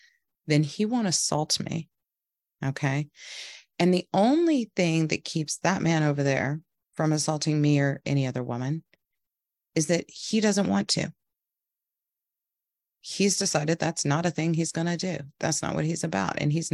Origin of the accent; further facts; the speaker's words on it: the South, United States; I felt like the narrative where I grew up in the South, we're all very like friendly, hospitable, this kind of thing